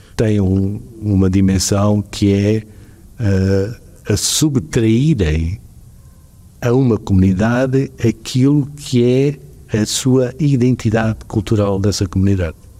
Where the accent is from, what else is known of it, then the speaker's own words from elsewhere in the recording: Portugal; nós, enquanto não, enquanto portugueses